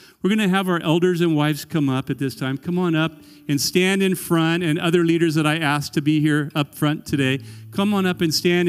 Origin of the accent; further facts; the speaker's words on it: Corvallis, Oregon, United States; We've been to a lot of churches all over the world. And I grew up in Corvallis.